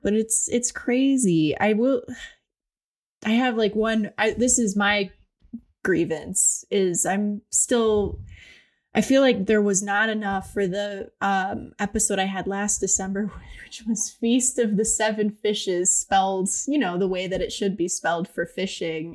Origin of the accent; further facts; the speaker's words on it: Ohio, United States; I'm from Ohio